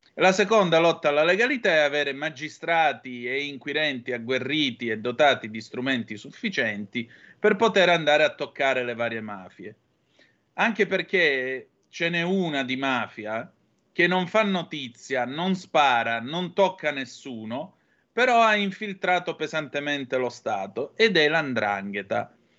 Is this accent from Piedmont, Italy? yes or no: no; Calabria, Italy; dalle nostre parti